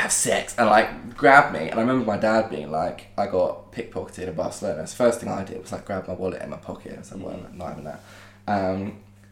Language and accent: English; Winchester, South East England, United Kingdom; I was like, oh, Winchester